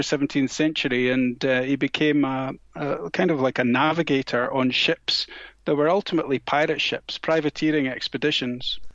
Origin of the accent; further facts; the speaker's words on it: Scotland, United Kingdom; where I grew up in Scotland